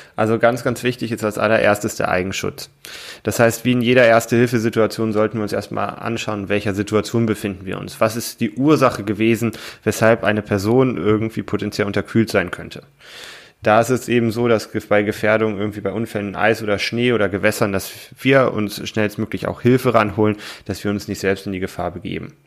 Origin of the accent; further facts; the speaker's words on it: Germany; bei uns in Deutschland